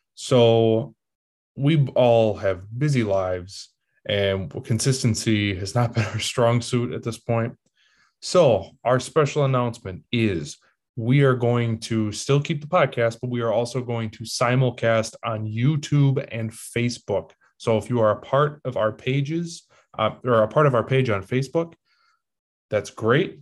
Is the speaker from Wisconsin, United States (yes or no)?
yes; Green Bay, Wisconsin, United States; I'm from Green Bay.